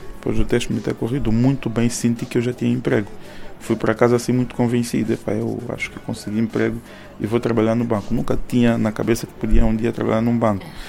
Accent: Soyo, Zaire, Angola; also born or lived in Luanda, Angola; sou natural do Soio, tenho 36 anos

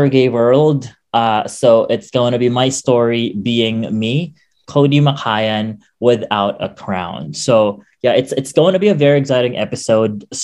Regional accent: Quezon City, Metro Manila, Philippines; wala akong mailagay kundi Metro Manila Quezon City kasi wala talaga akong probinsya although my parents do have their own provinces where they came from

